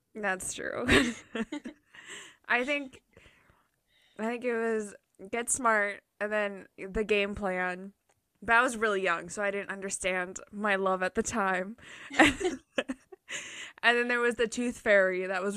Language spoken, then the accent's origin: English; Minnesota, United States; I'm from Minnesota